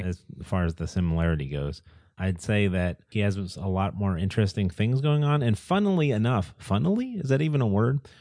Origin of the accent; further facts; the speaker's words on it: United States; as Americans